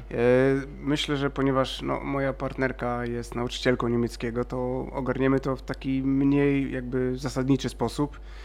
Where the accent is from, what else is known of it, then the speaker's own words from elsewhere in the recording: Szczecin, West Pomeranian Voivodeship, Poland; ja też jestem ze Szczecina